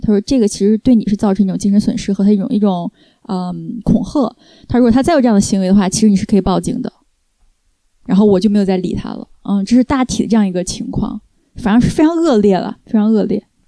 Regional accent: China; moved away as an adult; now in France; 作为中国人的那种人情的那一套，因为我在国内长大嘛

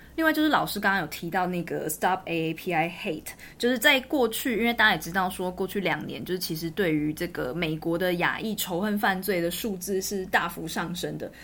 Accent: Taiwan; 身为一个台湾人

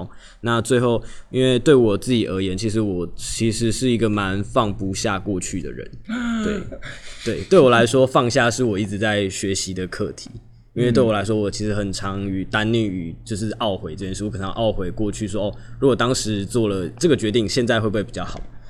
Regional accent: Taipei, Taiwan; moved away as an adult; now in Kaohsiung, Taiwan; 我是台北人。

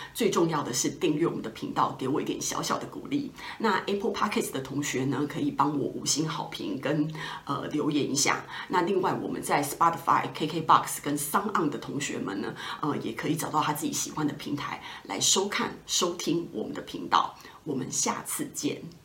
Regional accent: Taipei, Taiwan; also born or lived in Australia; 我是台北土生土长的小孩嘛，所以其实都住在家里，没有离开家

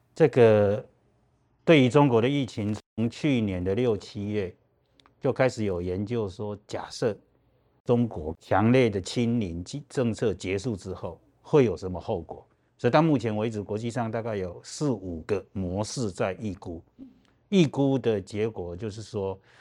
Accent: Taiwan; 我们台湾人有别人没有的人际网络可以了解，所以你我们台湾人有很多的大陆的配偶

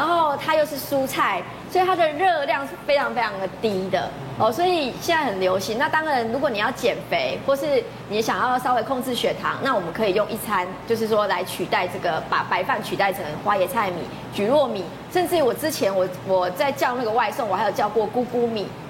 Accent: Taiwan; 我们台湾人不太喜欢吃冷饭

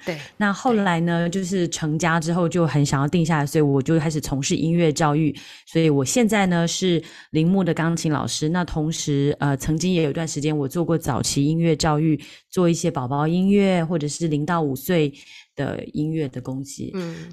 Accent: Taichung, Taiwan; moved away as an adult; now in London, United Kingdom; 我是台湾的台中人

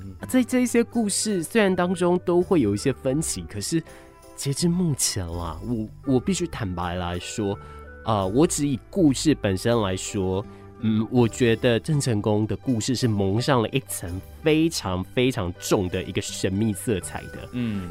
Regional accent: Kaohsiung, Taiwan; 我是高雄人嘛，土生土长在高雄

